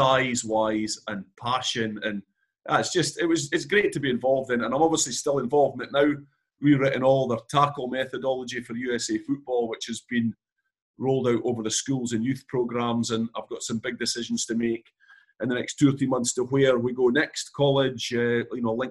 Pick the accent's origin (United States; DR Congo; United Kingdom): United Kingdom; Galashiels, Scotland; I'm from Gala Shield, so you're 4 miles from Melrose, where it all started. We were always brought up on Sevens in the Borders.